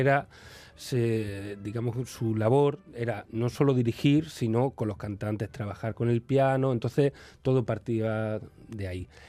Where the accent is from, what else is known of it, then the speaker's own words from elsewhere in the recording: Seville, Andalusia, Spain; yo vengo de Sevilla